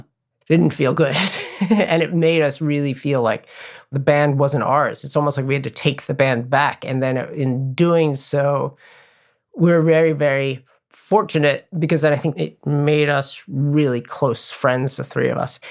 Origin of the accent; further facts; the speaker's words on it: New York City, New York, United States; growing up in New York City